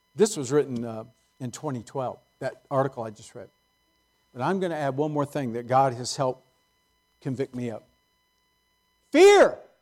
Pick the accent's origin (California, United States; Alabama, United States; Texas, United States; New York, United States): California, United States; San Jose; I grew up in San Jose before it was Silicon Valley.